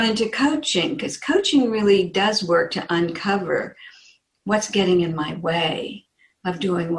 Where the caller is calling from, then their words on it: Phoenix, Arizona, United States; From Phoenix, Arizona, where it's usually sunny, and today it's overcast.